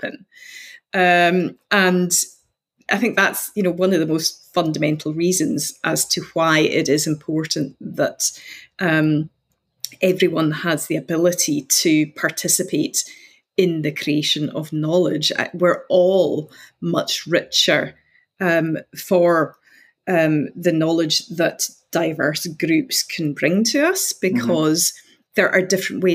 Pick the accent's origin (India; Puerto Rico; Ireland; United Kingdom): United Kingdom; Outer Hebrides, Scotland; now in Glasgow, United Kingdom; I'm from the Outer Hebrides, so I'm from the Gaeltacht.